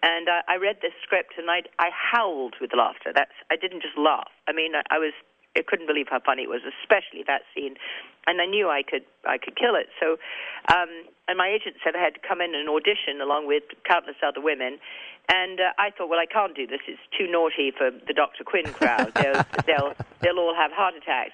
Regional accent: England, United Kingdom; accent: English; my English accent

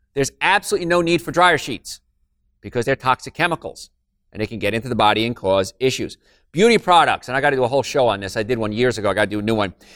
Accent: Hoboken, New Jersey, United States; I'm from Hoboken

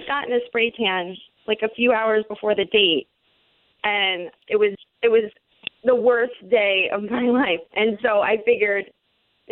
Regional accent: Central Florida, United States; we're both from Central Florida

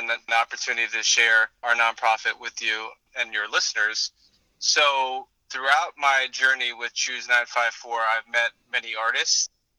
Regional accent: Florida, United States; growing up in South Florida, we are aware of the situations plaguing our coral reefs.

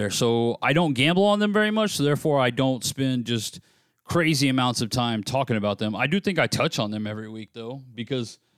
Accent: United States; I'm an American

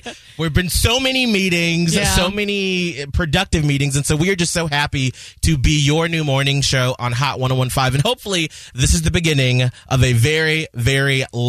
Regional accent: Atlanta, Georgia, United States; moved away; I'm originally from Atlanta, and so that's where my entire family resides, and so that's where my mom is.

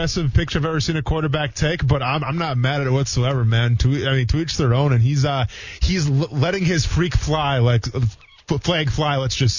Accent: Wisconsin, United States; moved away as an adult; also born or lived in Chicago, Illinois / Murray, Kentucky; now in Jacksonville, United States; I was born in Chicago, but I grew up in a small town in Wisconsin.

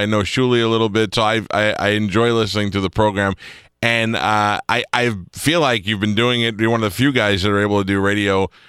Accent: Northeast, United States; I'm 44 years old. And you have been famous since I was a kid. I grew up in the Northeast

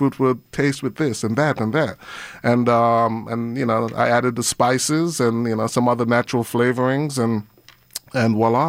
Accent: St. Kitts & Nevis; also born or lived in England; I actually grew up in St. Kitts. I was born in England, but I spent most of my time in St. Kitts.

